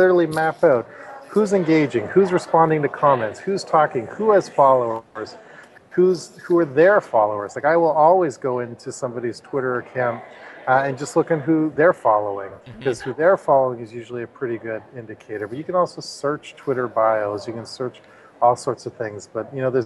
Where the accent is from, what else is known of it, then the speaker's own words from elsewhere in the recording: Canada; I'm from Canada